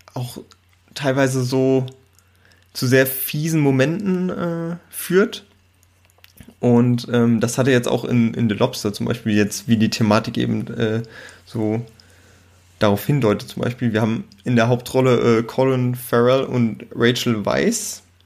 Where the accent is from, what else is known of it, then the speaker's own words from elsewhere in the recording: Germany; bei uns in Deutschland